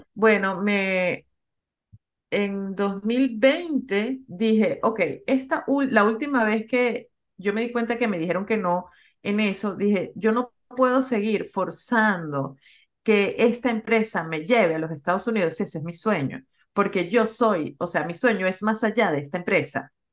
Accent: Venezuela; moved away as an adult; also born or lived in Peru; now in United States; yo soy venezolana, me gradué de la Universidad de Venezuela, conseguí trabajo en Venezuela.

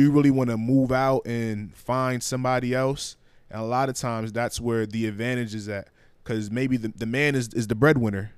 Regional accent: Liberia; moved away; my home country of Liberia

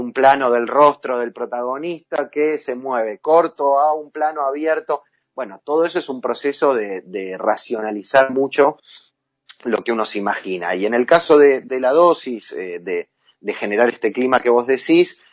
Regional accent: Argentina; como argentinos

